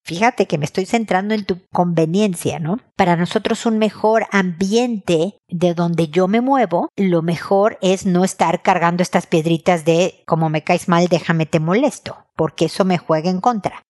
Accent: Mexico; mi tierra, en México

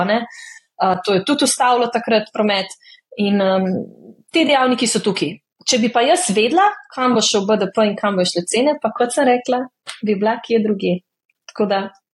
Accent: Slovenia

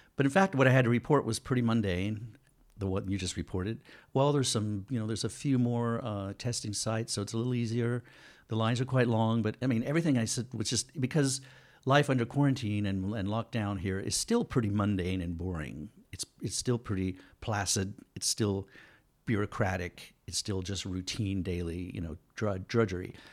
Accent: United States; moved away; also born or lived in Taiwan; I'm an American citizen

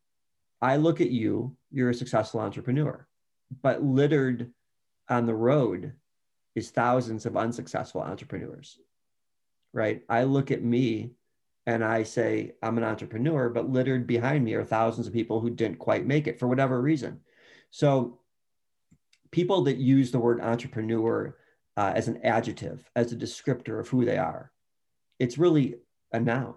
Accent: Chicago, Illinois, United States; I was going to East Bank Club as a Chicagoan

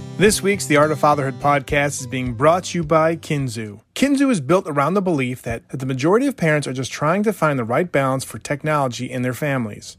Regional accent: Buffalo, New York, United States; I was the youngest of three, grew up in Buffalo.

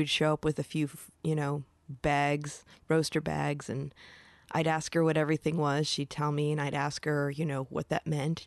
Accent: Michigan, United States; moved away; I'm originally from Michigan

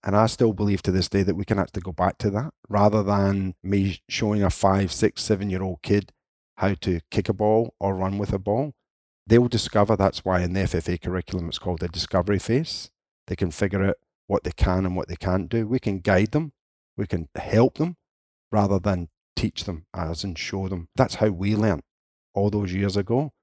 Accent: Scotland, United Kingdom; being Scottish

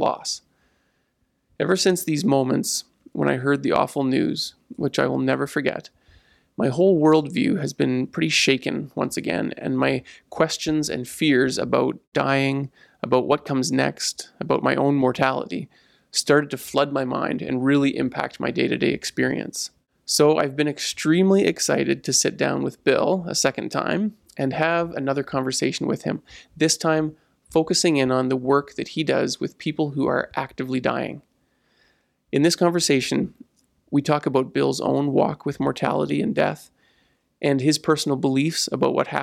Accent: Ponoka, Alberta, Canada; I grew up in the United Church in Ponoka

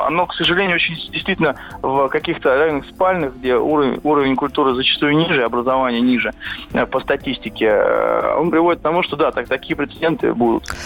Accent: Moscow, Russia; я сам очень часто бываю в Бирюлево, откуда я родом

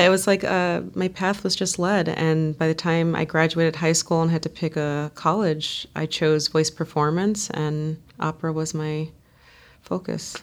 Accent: United States; I'm an American

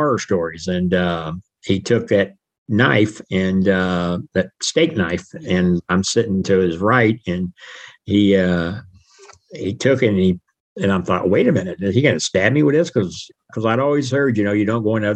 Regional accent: United States; born or raised there

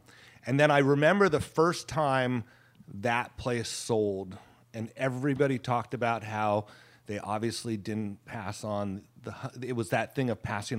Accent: Petaluma, California, United States; my introduction to cheese, besides cheddar and Monterey Jack, was growing up in Petaluma. My aunt and uncle lived right down the street from Marin French Cheese, and so we used to go there on weekends and sit out.

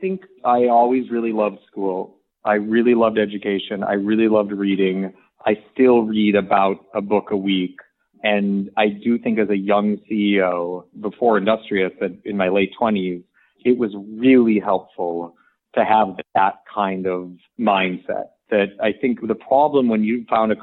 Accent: suburban Michigan, United States; I grew up in suburban Michigan

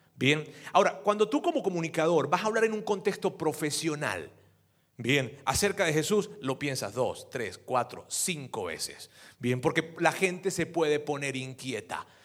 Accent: Venezuela; yo soy venezolano

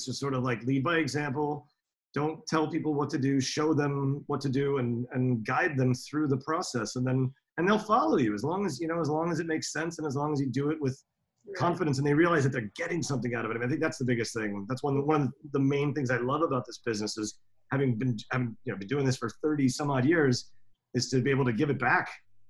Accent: New York City, New York, United States; I growing up in New York City restaurants and working around Europe, not just in Finland

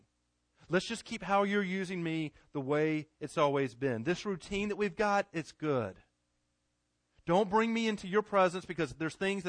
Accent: Garner, North Carolina, United States; I grew up in Garner

